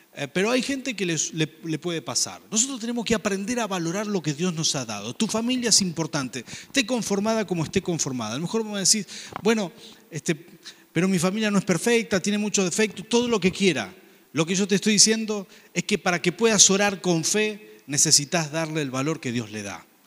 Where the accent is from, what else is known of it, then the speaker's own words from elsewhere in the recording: Argentina; Como decimos acá en Argentina